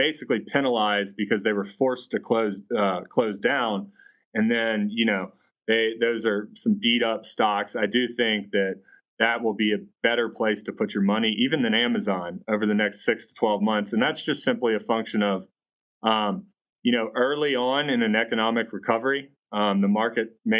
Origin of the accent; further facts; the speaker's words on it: Atlanta, Georgia, United States; I'm from Atlanta